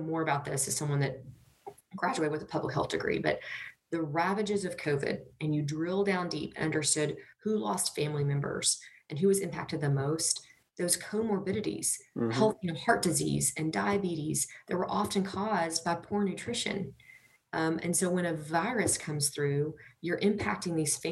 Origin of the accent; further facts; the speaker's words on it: United States; I grew up in Hyco on our family's farm